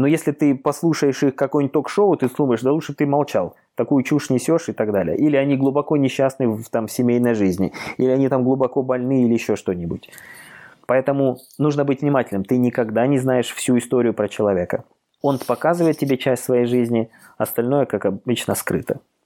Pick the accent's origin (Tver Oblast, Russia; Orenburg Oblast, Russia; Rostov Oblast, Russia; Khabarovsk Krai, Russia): Khabarovsk Krai, Russia; Khabarovsk; now in Moscow, Russia; живу я в Москве, хотя сам я вообще-то из Дальнего Востока, из Хабаровска, мой родной город